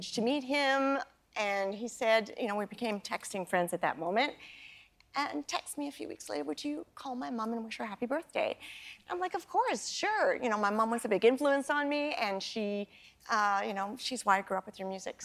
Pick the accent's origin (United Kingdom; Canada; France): Canada; my childhood growing up in Canada